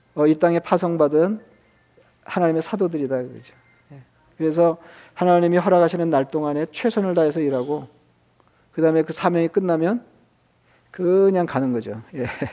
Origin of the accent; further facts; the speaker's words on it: South Korea; 저도 한국 사람이지만